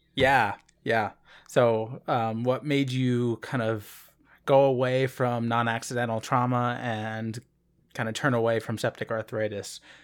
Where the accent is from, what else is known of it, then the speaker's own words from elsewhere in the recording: Philadelphia, Pennsylvania, United States; I am from Philadelphia